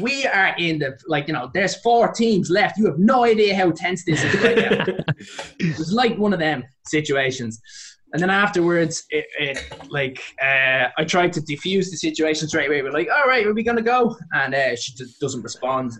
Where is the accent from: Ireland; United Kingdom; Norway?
Ireland; Dublin, Leinster